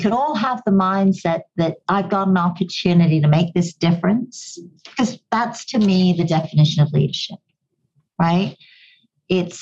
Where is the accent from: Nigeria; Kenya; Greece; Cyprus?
Kenya; accent: a bit of an English accent; also born or lived in Goa, India; now in Canada; I grew up in Kenya, I have a bit of an English accent because it used to be a British colony. And of course, I now live in Canada